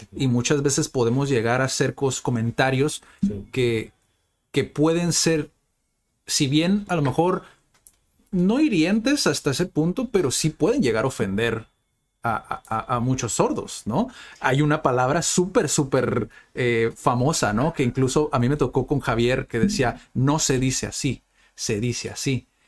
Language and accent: Spanish; Tijuana, Baja California, Mexico; la gente de Tijuana, que, que nacimos y vivimos aquí en Tijuana